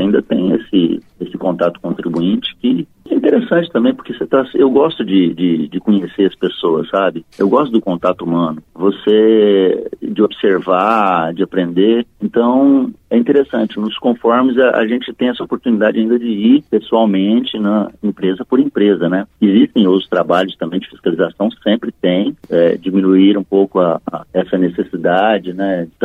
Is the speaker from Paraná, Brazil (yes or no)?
no; Uberlândia, Minas Gerais, Brazil; moved away as an adult; also born or lived in Uberaba / São Paulo; now in Ribeirão Preto, Brazil; eu sou mineiro de Uberaba, cresci em Uberlândia e sou paulista de coração, né?